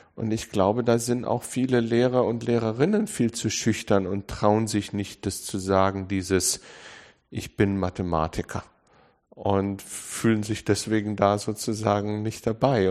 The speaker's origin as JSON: {"language": "German", "town": "Munich", "region": "Bavaria", "country": "Germany", "tie": "born or raised there", "said": "ich bin in München geboren"}